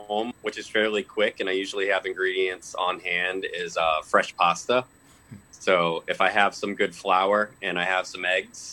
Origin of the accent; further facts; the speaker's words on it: Lowell, Massachusetts, United States; also born or lived in Chelmsford, Massachusetts; I'm a mutt from Lowell.